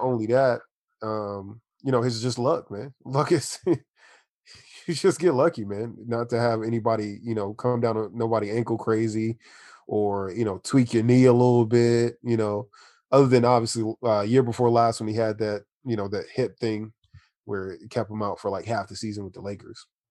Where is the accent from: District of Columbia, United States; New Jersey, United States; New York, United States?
District of Columbia, United States; Washington; now in San Diego, United States; I'm from Washington D.C. originally. I uh, moved to San Diego, California in about 2000.